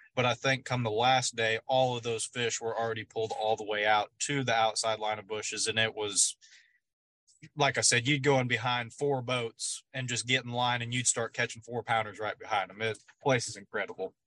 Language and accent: English; Oklahoma, United States; I'm from Oklahoma here on Grand Lake